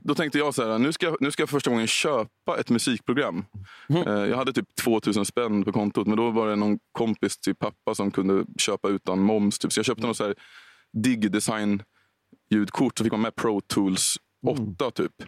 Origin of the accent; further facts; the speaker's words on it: Storvreta, Uppsala County, Sweden; jobbade jag en sommar på Konsum i Storvreta där jag växte upp